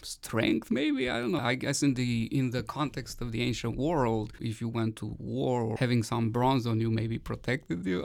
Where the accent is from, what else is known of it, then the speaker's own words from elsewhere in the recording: Romania; moved away; I grew up in Romania